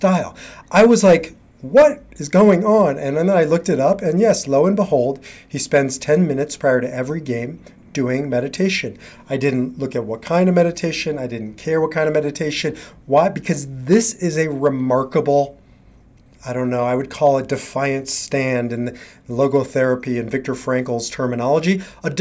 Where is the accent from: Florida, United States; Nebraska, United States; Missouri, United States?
Nebraska, United States; moved away; I grew up in Nebraska